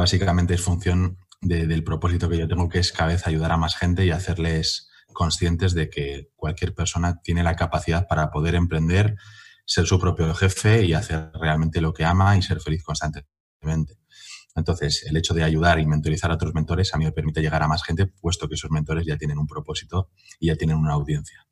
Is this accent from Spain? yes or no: yes; Madrid, Community of Madrid, Spain; en mi pueblo, que no deja de ser Madrid la latina